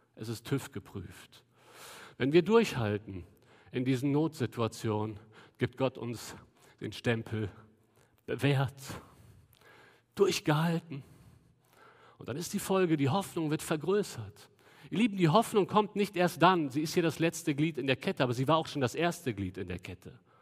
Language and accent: German; Cologne, North Rhine-Westphalia, Germany; wir als Kölner